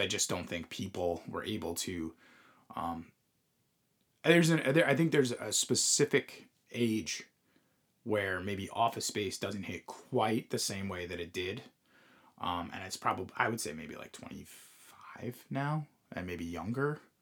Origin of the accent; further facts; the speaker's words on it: Long Island, New York, United States; we we grew up on Long Island